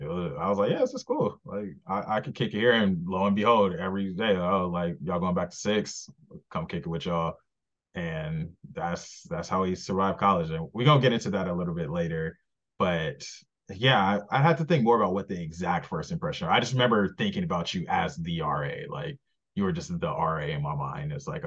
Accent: Los Angeles, California, United States; it's like half the people in our room was from LA. So we had that common ground.

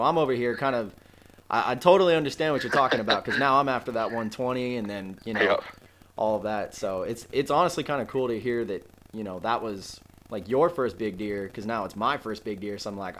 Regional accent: Illinois, United States; I'm from Illinois

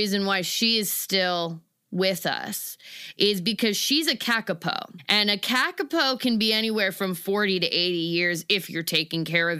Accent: Florida, United States; I got into it the way most people get into it. I grew up in Florida.

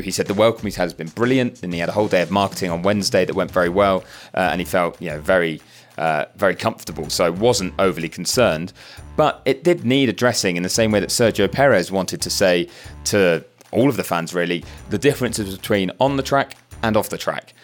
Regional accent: United Kingdom; as a Brit

